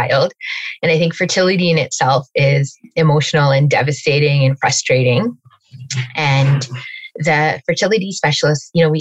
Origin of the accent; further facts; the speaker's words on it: Calgary, Alberta, Canada; moved away as an adult; now in Toronto, Canada; I was actually born and raised in Calgary and moved to Toronto almost 14 years ago